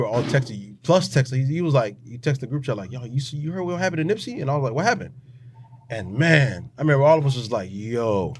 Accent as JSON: {"language": "English", "town": "Hollywood", "region": "Florida", "country": "United States", "said": "I'm from Hollywood."}